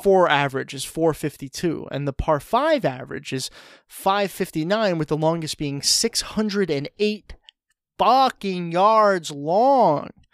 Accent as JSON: {"language": "English", "region": "New York", "country": "United States", "said": "as a New Yorker"}